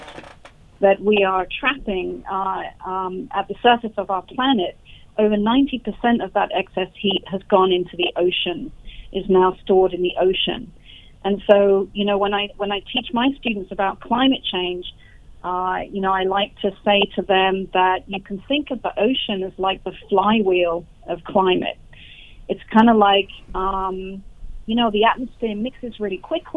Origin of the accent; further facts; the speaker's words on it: United Kingdom; where I grew up in the United Kingdom.